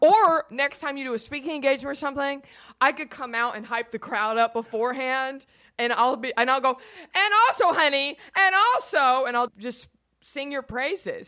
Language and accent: English; Texas, United States; I'm from Texas